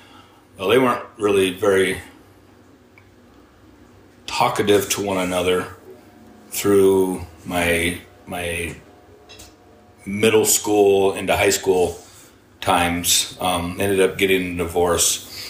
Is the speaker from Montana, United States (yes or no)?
yes; Hamilton, Montana, United States; I was born in Montana, and my dad was a logger, so I was going to be a logger growing up. That was it. Loved it. We were a little town of Hamilton, Montana. Moved around Montana a bit